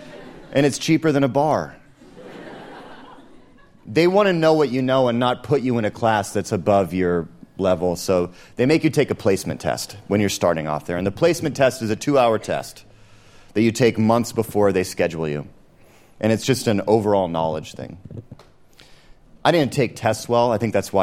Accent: Seattle, Washington, United States; I'm from Seattle

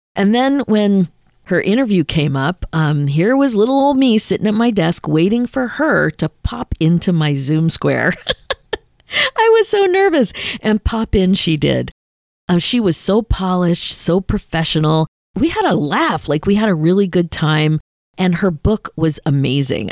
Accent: Canada; I'm listed as a Canadian artist

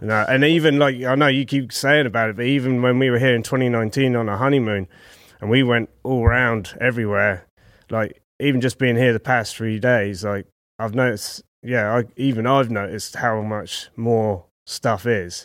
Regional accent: Southampton, South East England, United Kingdom; Southampton, right down south in the middle of England

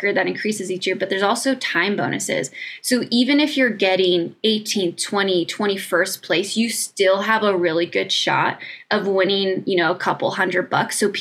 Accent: United States

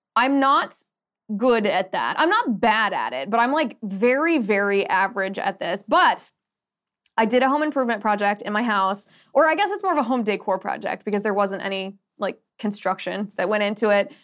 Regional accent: United States; I'm very American

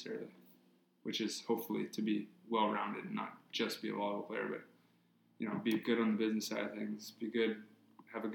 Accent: Hawaii, United States; growing up in Hawaii

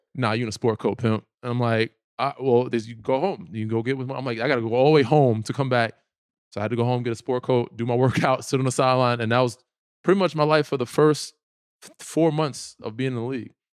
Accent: New York, United States; I'm from New York, I live in New York, my family's in New

